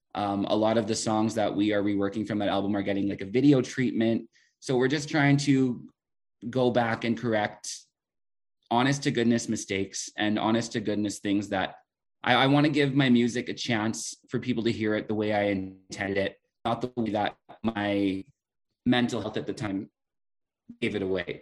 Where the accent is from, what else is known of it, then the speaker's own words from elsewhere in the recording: Prince Albert, Saskatchewan, Canada; moved away as an adult; now in La Ronge, Canada; growing up in Prince Albert